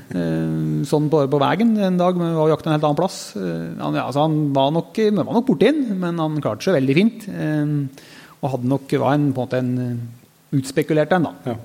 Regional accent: Telemark, Norway; hjemme i Telemark

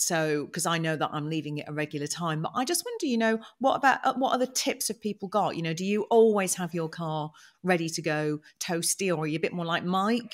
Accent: United Kingdom; We're British

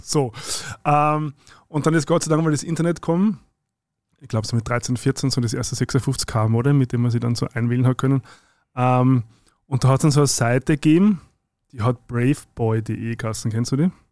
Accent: Zwettl, Lower Austria, Austria; now in Vienna, Austria; nach Zwettlein rodeln, wo ich herkomme

